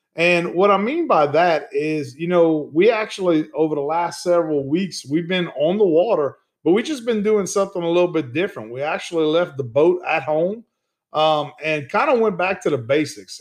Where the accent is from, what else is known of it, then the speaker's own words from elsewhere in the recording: Ville Platte, Louisiana, United States; also born or lived in Gonzales, Louisiana; growing up in Evangeline Parish, where I grew up at in the town of Ville Platte, Louisiana